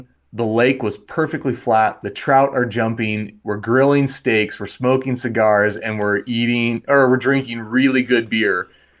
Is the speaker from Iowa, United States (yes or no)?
no; Wyoming, United States; I would say Wyoming is probably what I would say is my original place.